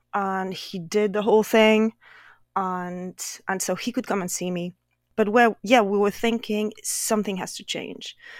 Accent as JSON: {"language": "English", "region": "Brittany", "country": "France", "also_born_or_lived": "Paris, France", "second_language": "English", "moved": "as an adult", "lives_now": "Northern Virginia, United States", "said": "I'm originally from France, and more specifically, I come from the western part of France, which is called Brittany."}